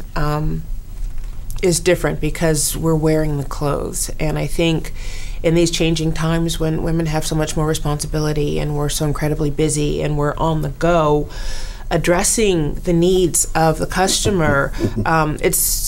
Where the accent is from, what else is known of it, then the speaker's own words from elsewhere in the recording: Detroit, Michigan, United States; now in New York, United States; I'm a native of Detroit and so proud of it